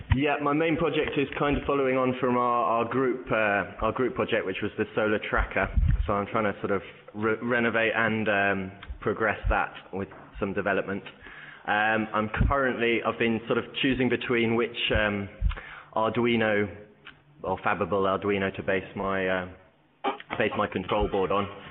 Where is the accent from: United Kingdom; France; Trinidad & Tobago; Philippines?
United Kingdom; Bournemouth, South West England; moved away as an adult; now in Barcelona, Spain; I'm originally from Bournemouth, um, but I've been living in Barcelona for uh, about five years now